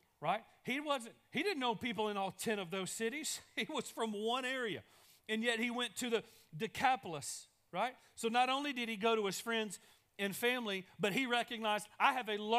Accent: East Texas, United States; now in Longview, United States; I'm from East Texas, and when we moved back to Longview

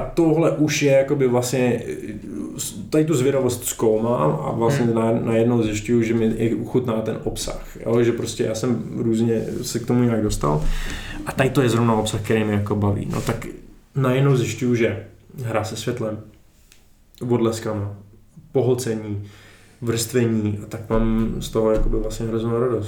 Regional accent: Chomutov, Ústí nad Labem Region, Czechia; jsem z Chomutova

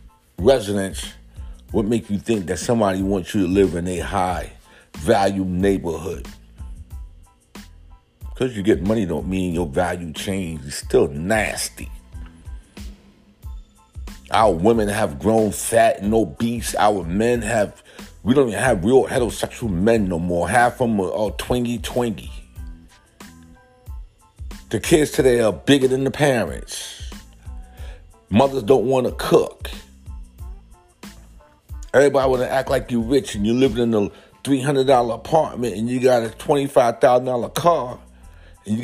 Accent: New York City, New York, United States; When I was growing up in South Bronx

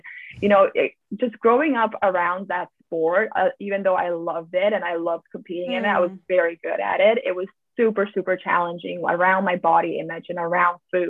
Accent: Slovenia; moved away as an adult; also born or lived in United States / Switzerland; I'm originally from Slovenia. I grew up here. Basically, I stayed here until I was 18 years old

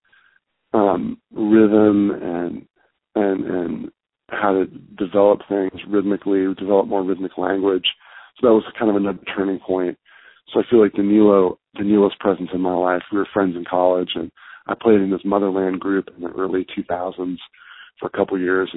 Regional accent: Bay Area, California, United States; growing up in the Bay Area

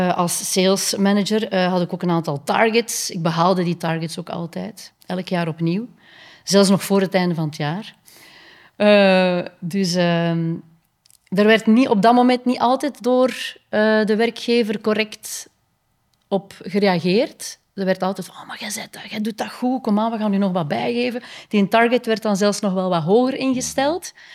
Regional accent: Kortrijk, Flanders, Belgium; also born or lived in Ghent / Spain; ik ben eigenlijk als kind opgegroeid in Kortrijk, West-Vlaanderen

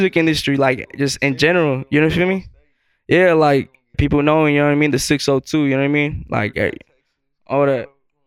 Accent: Phoenix, Arizona, United States; We're all basically from Phoenix, not all the same area type shit. We all around shit. I grew up on the west side, you feel me? Maryville area

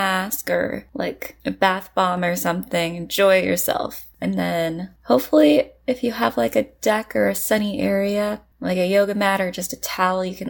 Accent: United States; moved away; I'm American

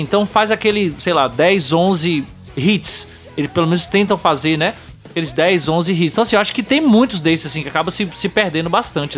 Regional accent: Bahia, Brazil; eu sou baiano também

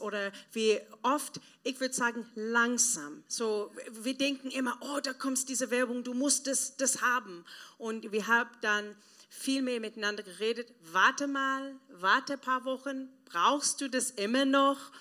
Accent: South Africa; German is a second language; moved away as an adult; now in Germany; ich komme aus Südafrika, das ist ähm, teilweise ein armes Land, dritte Welt. Und ähm, wenn ich jung war, mein Papa war gestorben, meine Mama war weg

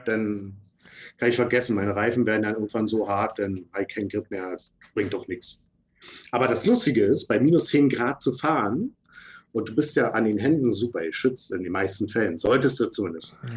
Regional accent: Berlin, Germany; wir als Berliner

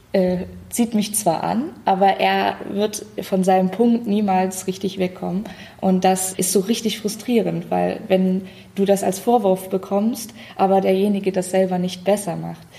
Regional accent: Dresden, Saxony, Germany; aus Dresden

